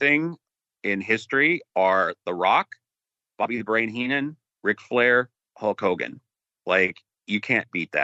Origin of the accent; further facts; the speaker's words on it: California, United States; my home state of California